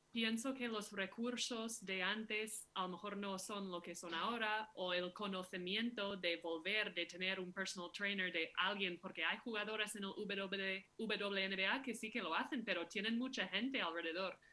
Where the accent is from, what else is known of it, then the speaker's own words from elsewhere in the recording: Minneapolis, Minnesota, United States; Soy de Minneapolis, sí, de, Minnesota